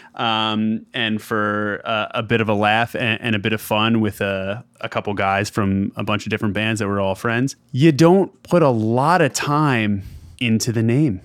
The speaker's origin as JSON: {"language": "English", "area": "just outside Philadelphia", "region": "Pennsylvania", "country": "United States", "tie": "born or raised there", "moved": "as an adult", "lives_now": "Atlanta, United States", "said": "I grew up just outside Philadelphia and have pretty much up until this past summer been a Philly guy my entire life"}